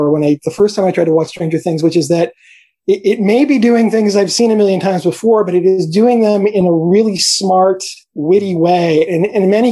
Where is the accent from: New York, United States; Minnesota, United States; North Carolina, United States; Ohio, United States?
New York, United States; New York City; I grew up in New York City